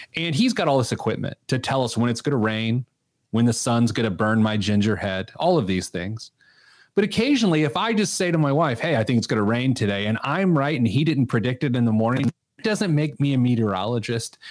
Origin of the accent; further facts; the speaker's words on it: Speedway, Indiana, United States; now in Indianapolis, United States; I grew up in Speedway, and I could, uh, walk to the track from my grandma's house